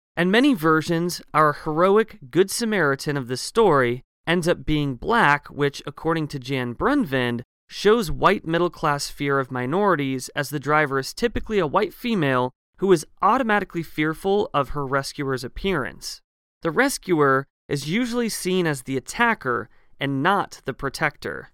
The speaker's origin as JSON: {"language": "English", "town": "Eugene", "region": "Oregon", "country": "United States", "tie": "born or raised there", "said": "my hometown of Eugene, Oregon"}